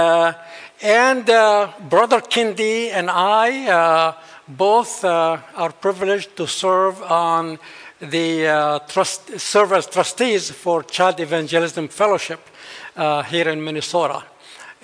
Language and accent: English; central valley of Lebanon, Beqaa, Lebanon; moved away; I'm actually a Bedouin. Bedouins are the Arab nomads.